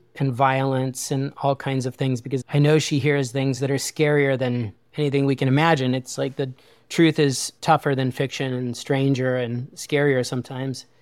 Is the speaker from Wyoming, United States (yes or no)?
yes; Wyoming, United States; I grew up in a really small town in Wyoming